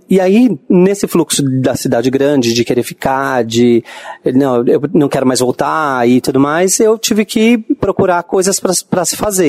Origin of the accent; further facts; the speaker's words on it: Bauru, São Paulo, Brazil; Bauru, né, que é a minha, minha cidade é, onde eu nasci